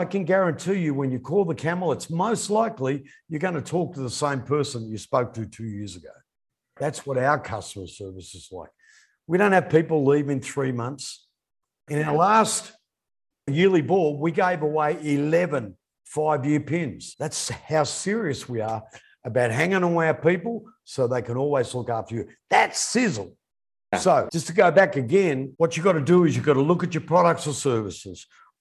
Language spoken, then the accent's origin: English; Australia; moved away; my hometown in Australia